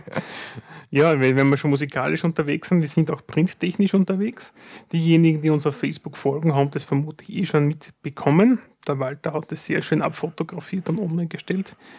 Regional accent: Styria, Austria; bei uns in der Steiermark

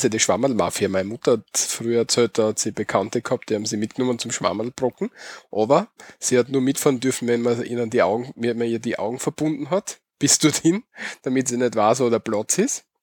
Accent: Austria; bei uns in Österreich ist die katholische Religion, wie du schon gesagt hast, auf jeden Fall führend.

